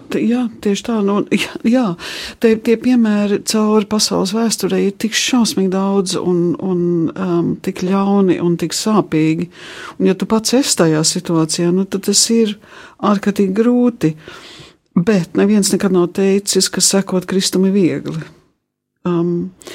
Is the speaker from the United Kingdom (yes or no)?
yes; England, United Kingdom; moved away; manā dzimtenē, Anglijā